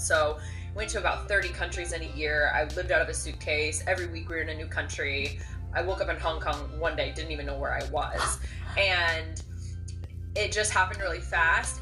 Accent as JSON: {"language": "English", "town": "Seattle", "region": "Washington", "country": "United States", "said": "I'm actually from Seattle and I grew up with a camera in my hand"}